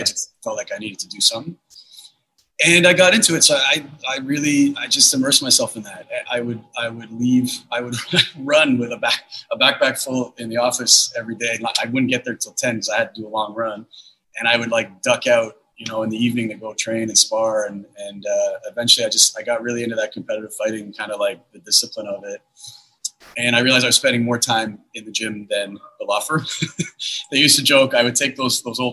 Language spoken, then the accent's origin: English; Toronto, Ontario, Canada; I grew up here in Toronto